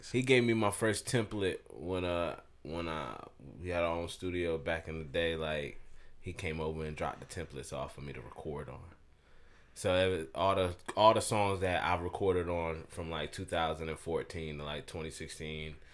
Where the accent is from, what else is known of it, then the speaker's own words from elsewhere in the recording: Augusta, Georgia, United States; moved away; I am from Augusta, born and raised, and all that. But with me being in the military, took me away from here.